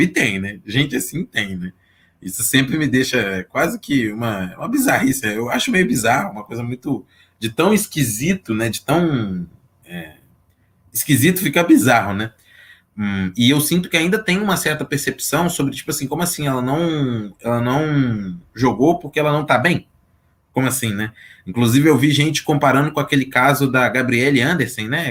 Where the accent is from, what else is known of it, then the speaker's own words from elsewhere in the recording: Belo Horizonte, Minas Gerais, Brazil; Sou aqui de Belo Horizonte